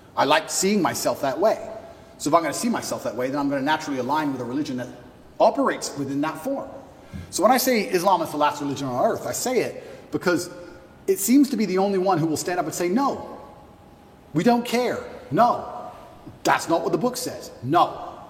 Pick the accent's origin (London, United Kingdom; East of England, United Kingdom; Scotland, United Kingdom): East of England, United Kingdom; Luton; I grew up in England, and I grew up in Luton